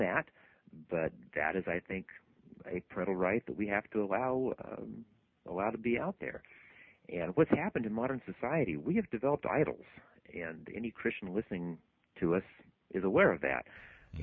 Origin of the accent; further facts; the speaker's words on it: Idaho, United States; now in California, United States; my hometown up in Idaho